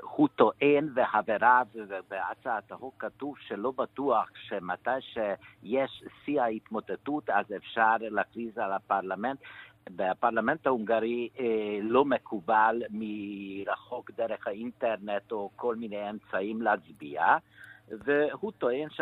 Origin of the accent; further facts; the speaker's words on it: Hungary; moved away; also born or lived in Israel; אני נולדתי בדיקטטורה בשנות ה-50 ולא במקרה שאני ברחתי מפה